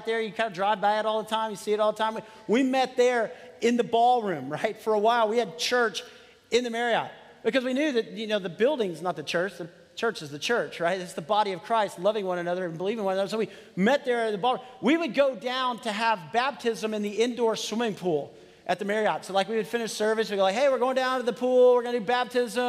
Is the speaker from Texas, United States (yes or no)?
yes; Texas, United States; moved away; I'm from Texas too